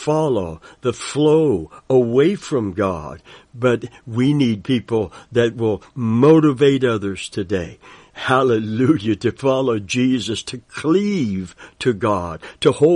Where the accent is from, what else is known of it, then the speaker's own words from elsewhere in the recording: Kentucky, United States; I'm from Kentucky, and I've heard that term many times growing up in a Christian family